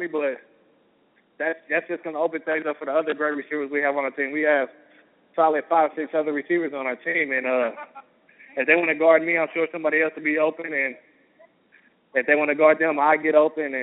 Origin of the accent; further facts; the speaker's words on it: Kentucky, United States; I'm from Kentucky